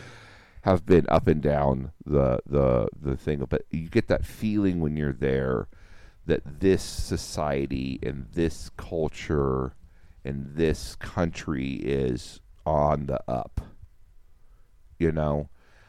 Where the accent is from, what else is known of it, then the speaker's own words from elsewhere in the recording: United States; as an American